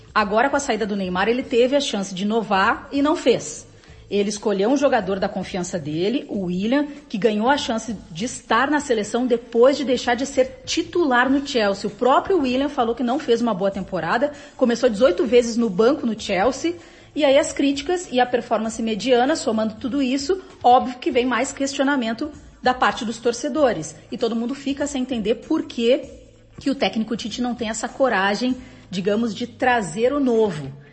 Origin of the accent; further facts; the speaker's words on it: Brazil; como brasileiro